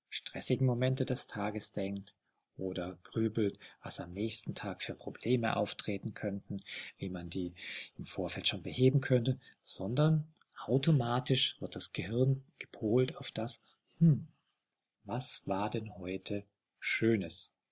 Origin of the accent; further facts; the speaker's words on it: Bavaria, Germany; die gibt's nicht nur hier in Bayern, wo ich herkomme, wo ich war